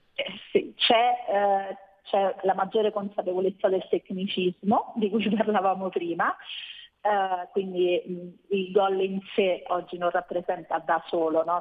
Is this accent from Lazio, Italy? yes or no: yes; Rome, Lazio, Italy; Io sono di Roma